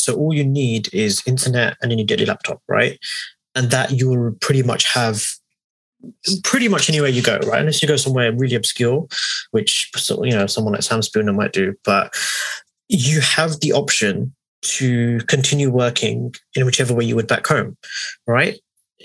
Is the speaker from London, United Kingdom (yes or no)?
yes; Hounslow, London, United Kingdom; we say we're from Hounslow